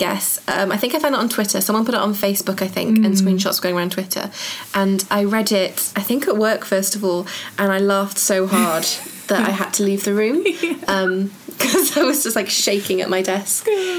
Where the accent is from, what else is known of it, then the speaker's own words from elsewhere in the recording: Cwmbran, Wales, United Kingdom; also born or lived in Nuneaton; I started in Wales, I'm from Cwmbran, mm-hmm. And then moved to the Midlands, to Nuneaton. Mm-hmm. I don't really have an accent.